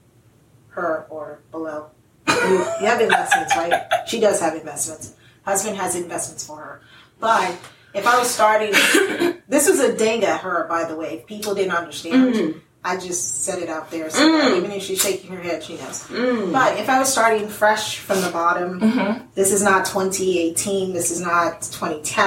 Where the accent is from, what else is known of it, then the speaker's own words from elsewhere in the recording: Lagos, Nigeria; I am proudly African, born and bred in Lagos